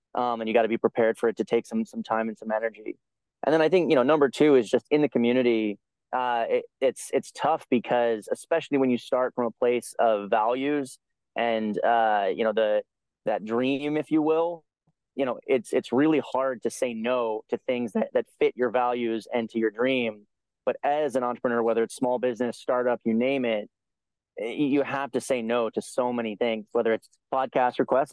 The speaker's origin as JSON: {"language": "English", "country": "United States", "tie": "born or raised there", "said": "as a you know upper middle class white guy, um, growing up in America"}